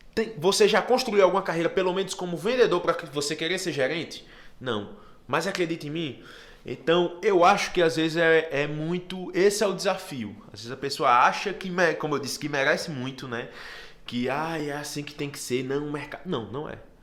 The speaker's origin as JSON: {"language": "Portuguese", "town": "Natal", "region": "Rio Grande do Norte", "country": "Brazil", "tie": "born or raised there", "also_born_or_lived": "São Paulo / Fortaleza", "said": "De Natal. Nasci lá na Zona Norte, bairro do Santa Catarina"}